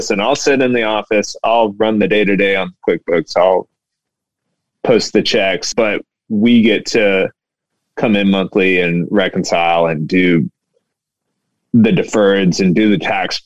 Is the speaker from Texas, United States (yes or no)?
yes; Houston, Texas, United States; I grew up in Houston. I've lived in Houston my whole life